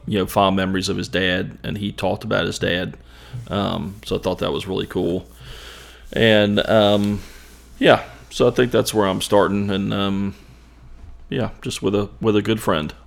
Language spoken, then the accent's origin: English; Ashland, United States; growing up in Ashland